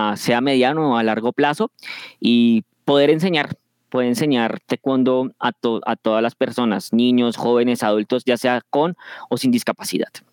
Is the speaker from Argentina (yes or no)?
no; Bogotá, Colombia; now in Funza, Colombia; soy de Colombia, nací en Bogotá y actualmente vivo en el municipio de Funza, en el departamento de Cundinamarca.